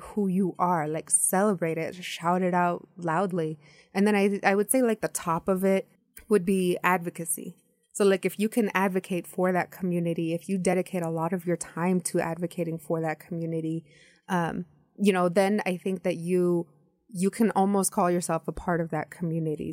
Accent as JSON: {"language": "English", "country": "United States", "tie": "born or raised there", "said": "I grew up in the United States."}